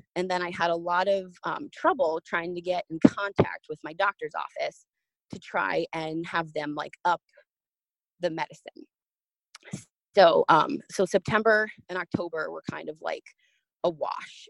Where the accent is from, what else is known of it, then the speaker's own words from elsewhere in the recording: New Jersey, United States; moved away as an adult; now in Orlando, United States; I'm originally from New Jersey, but um, when I was almost 19, I moved down to Orlando, Florida to work at Disney World